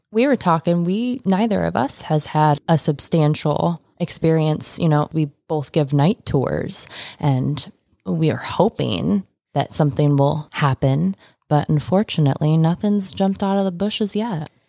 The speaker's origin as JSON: {"language": "English", "region": "Michigan", "country": "United States", "tie": "born or raised there", "moved": "yes", "said": "Michigan, my home state"}